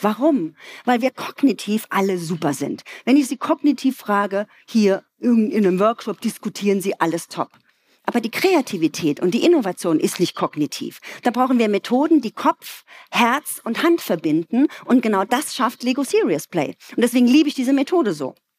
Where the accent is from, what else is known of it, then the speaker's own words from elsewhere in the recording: Ludwigshafen, Rhineland-Palatinate, Germany; Ich komme aus einer Arbeiterfamilie aus Ludwigshafen